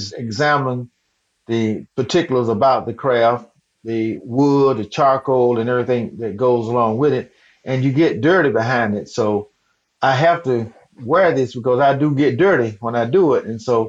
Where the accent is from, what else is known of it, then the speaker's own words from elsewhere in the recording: the South, United States; Well, I was born and raised in the South, and that's just who I am.